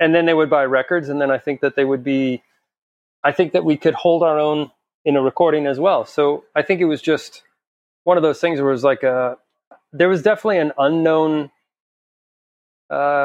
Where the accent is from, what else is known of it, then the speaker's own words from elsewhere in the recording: El Paso, Texas, United States; we're just from El Paso